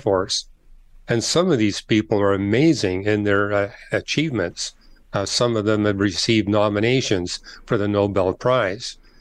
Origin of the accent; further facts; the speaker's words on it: Canada; I'm from Canada